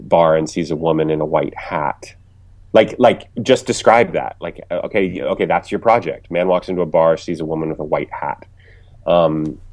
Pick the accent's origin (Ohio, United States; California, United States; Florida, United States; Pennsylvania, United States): Ohio, United States; moved away as an adult; also born or lived in New York / Los Angeles; I was coming from Ohio. I didn't know anyone in the business